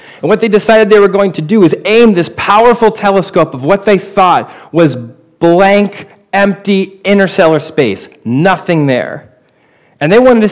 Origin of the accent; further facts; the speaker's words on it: Portland, Oregon, United States; my hometown, Portland, Oregon